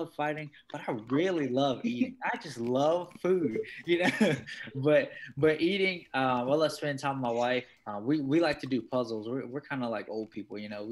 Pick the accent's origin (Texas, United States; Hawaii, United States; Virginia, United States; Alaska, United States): Virginia, United States; Martinsville; now in Florida, United States; I'm originally from Martinsville, Virginia